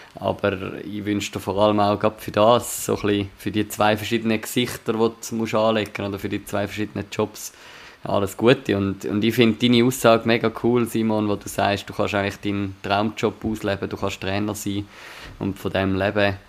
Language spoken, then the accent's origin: German; Zurich, Switzerland; ich als Zürcher, der in der Nähe von Uster auch geschafft hat